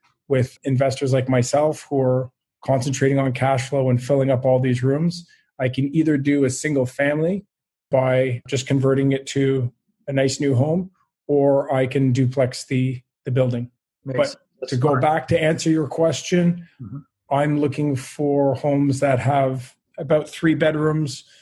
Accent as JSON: {"language": "English", "town": "Montreal", "region": "Quebec", "country": "Canada", "tie": "born or raised there", "said": "born and raised in Montreal, and I do love it here"}